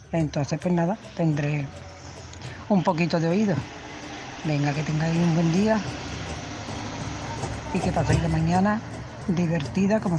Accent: Madrid, Community of Madrid, Spain; Hola, buenas tardes a todos. … de Madrid.

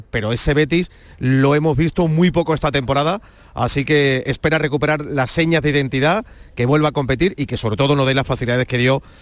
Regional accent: Alanís, Andalusia, Spain; De la Sierra Norte Sevilla, de Alaní.

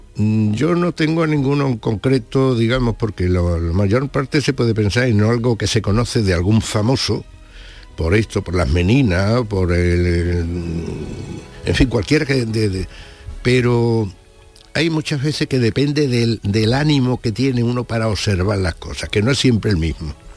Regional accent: Badajoz, Extremadura, Spain; moved away as an adult; now in Seville, Spain; Yo nací en Badajoz, es cierto, pero allí eh, me aireé solo porque con 5 y 8 años murieron mi padre y mi madre

